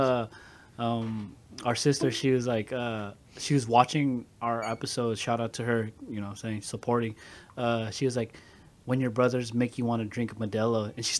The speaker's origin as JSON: {"language": "English", "area": "Bay Area", "region": "California", "country": "United States", "said": "I'm from the Bay Area."}